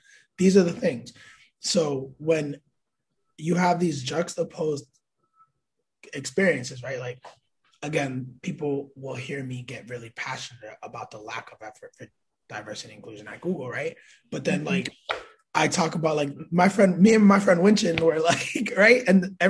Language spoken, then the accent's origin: English; New York City, New York, United States; born there; I was born in Manhattan in 92, right?